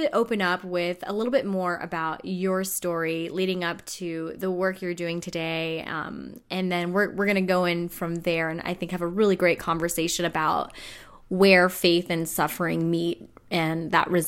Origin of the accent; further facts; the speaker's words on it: California, United States; I'm a California girl born and raised